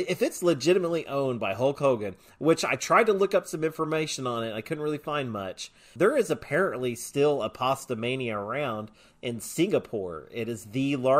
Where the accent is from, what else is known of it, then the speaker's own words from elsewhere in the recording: Oklahoma, United States; I'm from Oklahoma, and I don't talk anything like